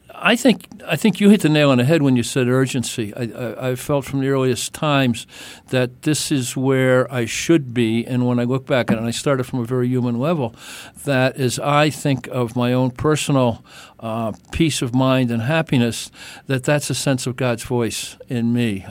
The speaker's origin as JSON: {"language": "English", "country": "Ireland", "said": "I'm Irish"}